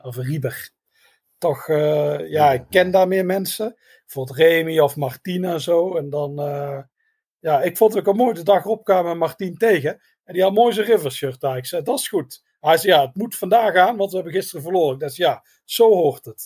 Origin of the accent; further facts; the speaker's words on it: Netherlands; we zijn helemaal uit Nederland